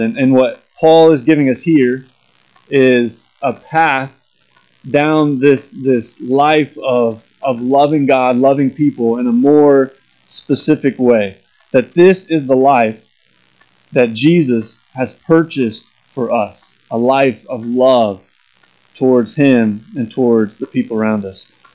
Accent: Corning, Kansas, United States; moved away as an adult; also born or lived in Lawrence, Kansas / Lincoln, Nebraska; my hometown of Corning, Kansas, is where I grew up

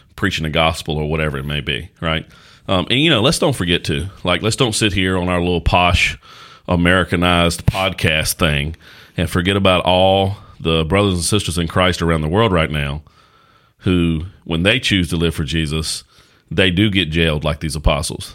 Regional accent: Caswell County, North Carolina, United States; also born or lived in Danville, Virginia; I was born and raised in Caswell County, North Carolina

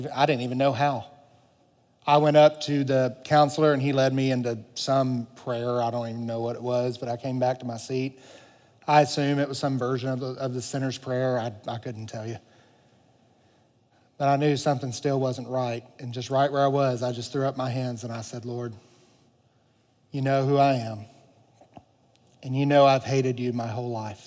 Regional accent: the Bible Belt, United States; I grew up in the Bible Belt

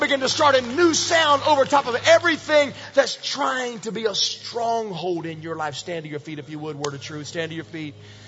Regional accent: Virginia, United States; Years ago, I told you I was raised in Virginia. And in Virginia, we lived in the mountains, like mountains.

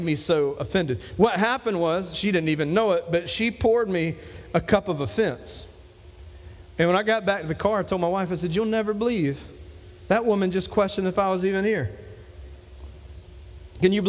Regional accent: Dillon, South Carolina, United States; moved away; my hometown of Dillon

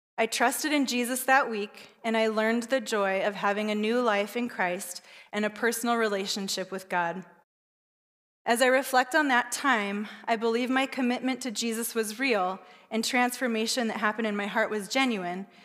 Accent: Southern California, United States; I was raised in Southern California

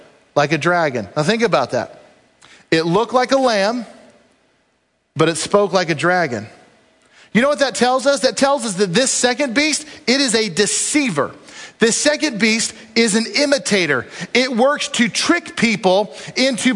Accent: United States; I love our country, and I'm proud American

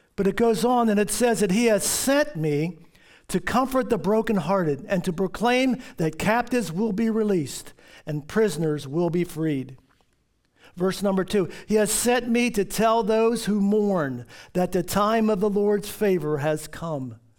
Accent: Baltimore, Maryland, United States; When I was a kid, living up, growing up in Baltimore

